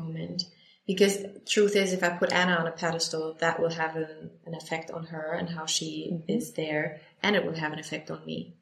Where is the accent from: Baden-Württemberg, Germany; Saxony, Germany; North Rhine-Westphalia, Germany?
North Rhine-Westphalia, Germany; Bochum; my hometown Bochum